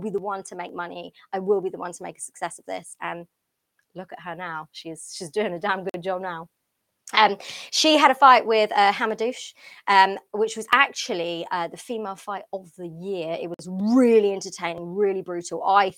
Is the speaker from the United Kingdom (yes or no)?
yes; London, United Kingdom; And obviously, I'm from London. I'm from the UK.